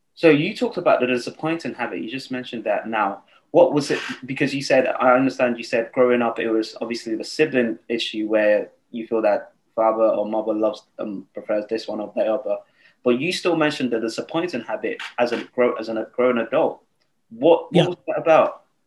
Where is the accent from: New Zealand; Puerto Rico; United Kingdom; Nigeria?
Nigeria; I was born and raised in Nigeria.